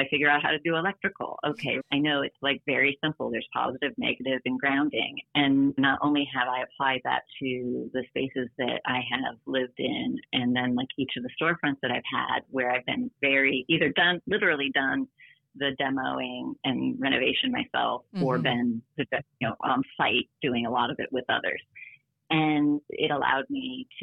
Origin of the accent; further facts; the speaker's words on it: Detroit, Michigan, United States; now in New York City, United States; I grew up in Detroit